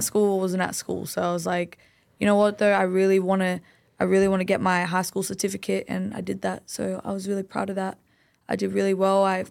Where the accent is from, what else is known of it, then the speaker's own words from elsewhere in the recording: Sydney, New South Wales, Australia; I'm Lebanese. I grew up in Greenacre